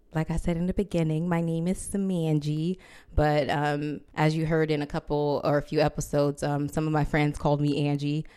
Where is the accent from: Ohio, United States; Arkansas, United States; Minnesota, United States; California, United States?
California, United States; Compton; moved away as an adult; now in New York City, United States; I'm from Los Angeles, L A, Compton